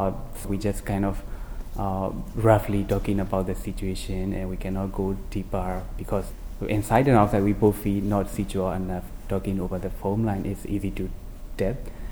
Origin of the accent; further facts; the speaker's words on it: Myanmar; Yeah, I'm from Burma and I've been working as a journalist for more than 7 years.